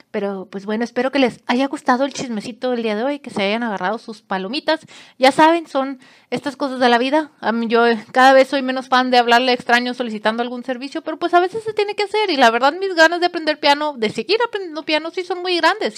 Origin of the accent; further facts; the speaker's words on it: Monterrey, Nuevo León, Mexico; yo soy de Monterrey